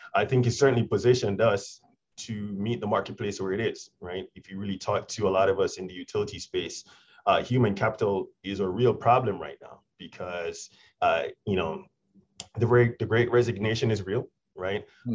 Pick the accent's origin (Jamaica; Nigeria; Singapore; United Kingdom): Jamaica; moved away; I'm originally from Jamaica